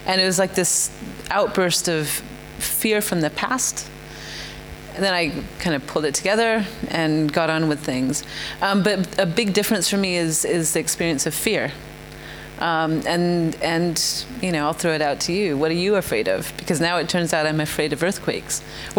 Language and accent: English; India; So I actually was born and raised in India, even though I'm not Indian.